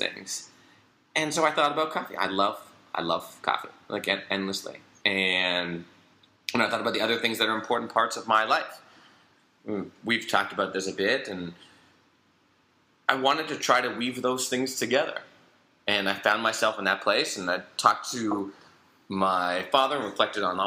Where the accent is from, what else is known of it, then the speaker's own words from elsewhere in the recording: Canada; moved away; also born or lived in Singapore; I grew up skiing. I'm Canadian